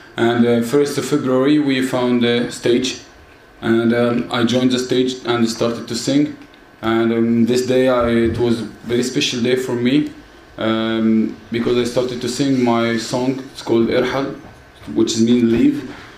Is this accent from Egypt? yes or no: yes; Mansoura, Dakahlia, Egypt; my hometown. It's called Mansoura.